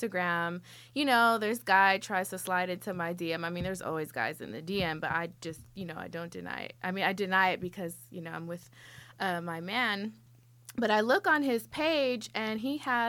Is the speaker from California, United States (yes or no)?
yes; California, United States; I'm from here, from California